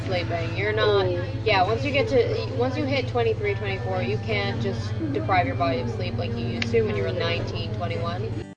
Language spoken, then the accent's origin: English; Toronto, Ontario, Canada; I'm a comedian uh, in Toronto right now. Uh, I'm from Toronto as well